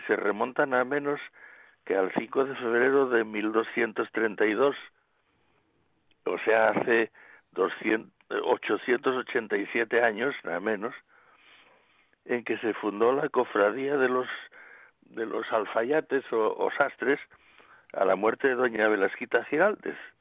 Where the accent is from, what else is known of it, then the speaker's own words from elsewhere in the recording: Asturias, Spain; somos los asturianos